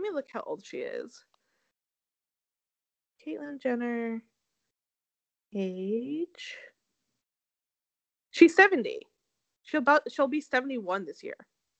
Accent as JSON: {"language": "English", "region": "Connecticut", "country": "United States", "said": "I'm from Connecticut, but I have this accent."}